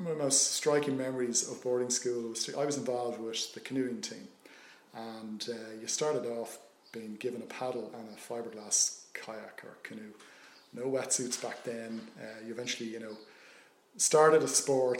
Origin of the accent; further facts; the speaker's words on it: Dublin, Leinster, Ireland; grew up in Booterstown, South County Dublin, back in the 70s